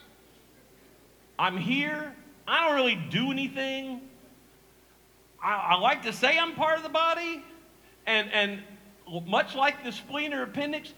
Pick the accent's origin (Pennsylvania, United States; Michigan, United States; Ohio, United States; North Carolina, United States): North Carolina, United States; Eastern; I'm from Eastern North Carolina. I grew up here. My parents were born here, so I'm a long-time Eastern North Carolina guy